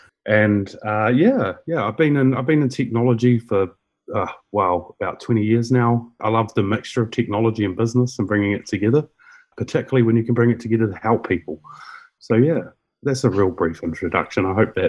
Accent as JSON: {"language": "English", "country": "New Zealand", "said": "I'm from New Zealand."}